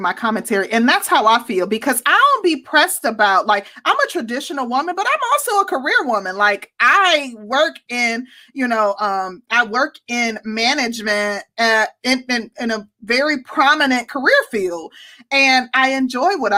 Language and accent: English; Milwaukee, Wisconsin, United States; also born or lived in Mississippi; my family is from the SIP. I'm from Milwaukee